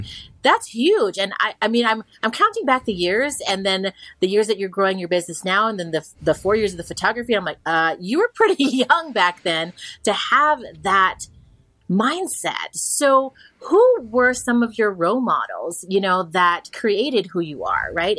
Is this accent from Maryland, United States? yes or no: no; Hawaii, United States; accent: pidgin; moved away; growing up in Hawaii, I have a little bit of pidgin, but when I get back there and I'm around people, I'll slip into it